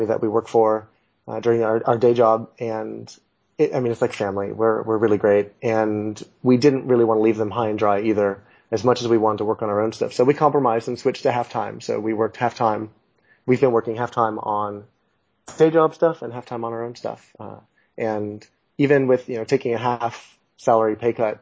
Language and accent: English; Los Angeles, California, United States; moved away as an adult; also born or lived in New York City; I'm originally from Los Angeles. I'm an American. I grew up in L.A.